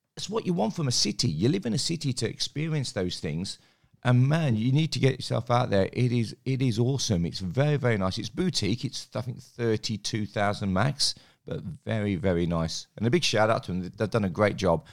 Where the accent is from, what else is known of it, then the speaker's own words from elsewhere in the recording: England, United Kingdom; now in Australia; I grew up in England